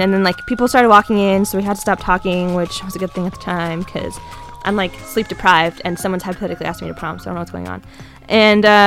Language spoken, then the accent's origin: English; Canada; moved away; also born or lived in California; I'm Canadian, but like no one knew that because I was in California